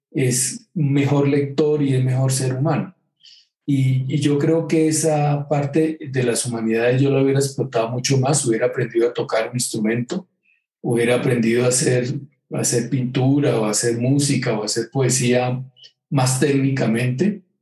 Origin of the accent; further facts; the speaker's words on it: Girardot, Cundinamarca, Colombia; also born or lived in England; Yo, soy un, hombre de Girardot a Villa del Río Magdalena, pero me confundo entre el Magdalena y el Támesis. Entonces, yo después de que viví en Inglaterra siempre pensé que debería haber sido inglés.